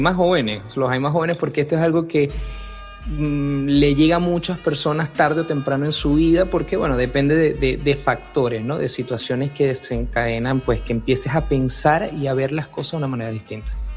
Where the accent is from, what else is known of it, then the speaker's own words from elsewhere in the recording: Venezuela; moved away as an adult; now in Santiago, Chile; Soy venezolano, soy venezolano de Venezuela.